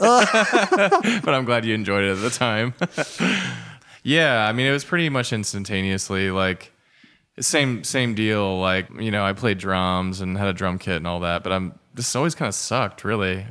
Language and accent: English; Fairland, Indiana, United States; also born or lived in Muncie, Indiana; I grew up in Fairland, in Indiana.